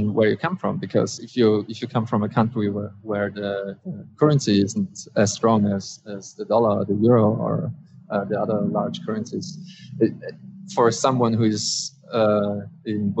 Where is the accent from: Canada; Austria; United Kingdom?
Austria; I'm in Austria currently, and I'm also I was born in Austria.